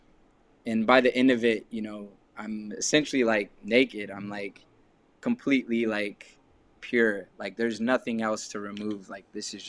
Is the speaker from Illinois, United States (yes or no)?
no; Texas, United States; moved away; also born or lived in London; growing up in Texas